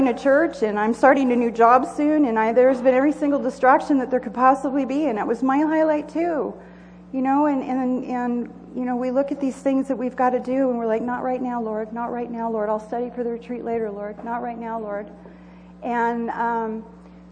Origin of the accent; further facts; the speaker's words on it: Southern California, United States; moved away as an adult; also born or lived in Joshua Springs; now in Idaho, United States; I grew up in Southern California, in the desert